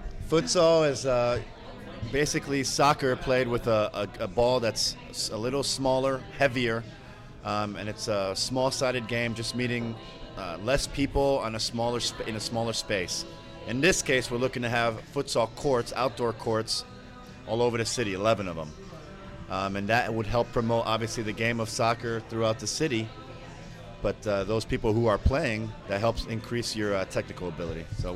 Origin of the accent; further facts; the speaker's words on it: New York, United States; also born or lived in Switzerland; now in Indianapolis, United States; I mean, I'm from New York originally, grew up in Europe, in Switzerland. I grew up there from 4 to 12